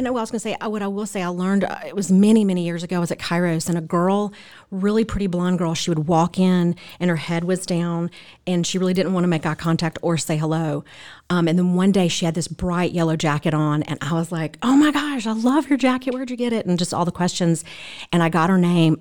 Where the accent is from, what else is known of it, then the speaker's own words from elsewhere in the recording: Mississippi, United States; moved away as an adult; now in Franklin, United States; I am originally from Mississippi